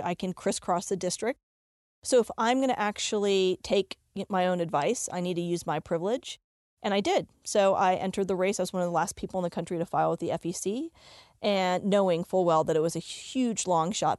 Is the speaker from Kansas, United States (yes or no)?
no; Richmond, Virginia, United States; now in Denver, United States; growing up in Richmond, Virginia, in the 70s and 80s, I grew up with a tiny Indian community